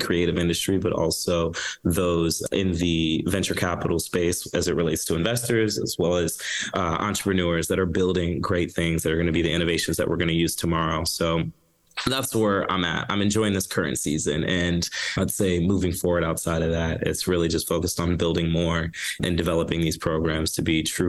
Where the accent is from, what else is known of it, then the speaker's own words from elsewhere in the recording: Chicago, Illinois, United States; I grew up in Chicago. First generation Jamaican American